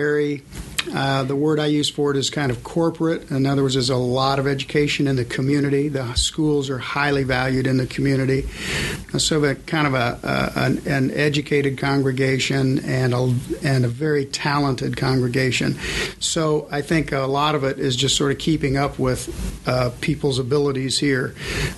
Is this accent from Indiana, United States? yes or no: yes; Indiana, United States; also born or lived in Michigan; I was born in Michigan, but lived my whole life all around Indiana